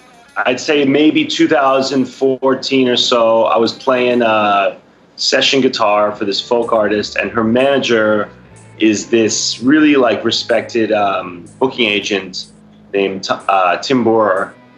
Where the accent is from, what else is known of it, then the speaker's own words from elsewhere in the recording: Manhattan, New York, United States; Yeah, I'm from Manhattan.